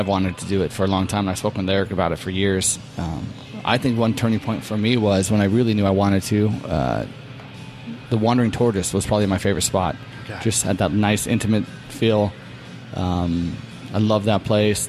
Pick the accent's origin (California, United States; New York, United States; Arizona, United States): Arizona, United States; I am a native, yeah, born and raised. Just, yeah, not too far from here